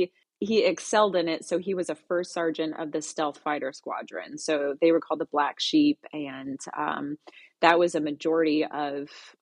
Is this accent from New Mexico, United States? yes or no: yes; Tularosa, New Mexico, United States; also born or lived in Minot; I was born in Minot, North Dakota. My dad was in the Air Force, so we moved around a bit. But I grew up in a little town called Tularosa, New Mexico, which is near El Paso, Texas.